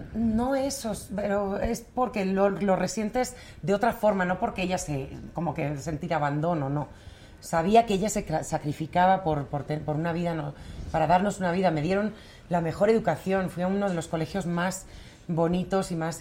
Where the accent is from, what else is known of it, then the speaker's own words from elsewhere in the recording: Torrelodones, Community of Madrid, Spain; vivíamos en un pueblo maravilloso eh, que estos Torlodones, que si lo sigo considerando mi pueblo